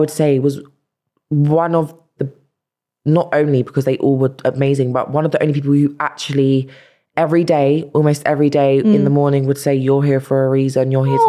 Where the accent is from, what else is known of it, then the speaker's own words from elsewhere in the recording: London, United Kingdom; She always reminded me I'm from South London.